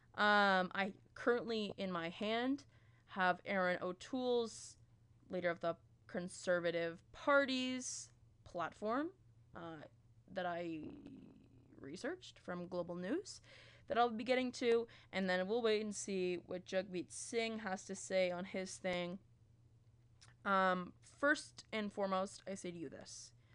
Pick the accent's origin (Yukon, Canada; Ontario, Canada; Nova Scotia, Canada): Ontario, Canada; Peterborough; now in London, Canada; I'm from Peterborough. I go to school in London, Ontario